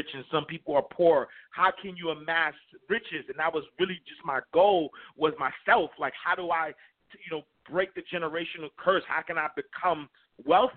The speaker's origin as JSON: {"language": "English", "town": "New York City", "region": "New York", "country": "United States", "tie": "born or raised there", "said": "growing up in Harlem, New York, in the St. Nicholas houses"}